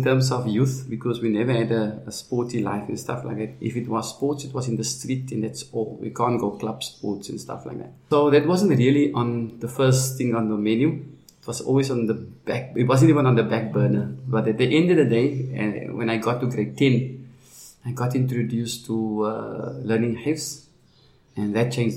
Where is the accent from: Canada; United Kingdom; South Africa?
South Africa; Cape Town, Western Cape; I grew up in a place called Sherwood Park, which is like next to Manenberg.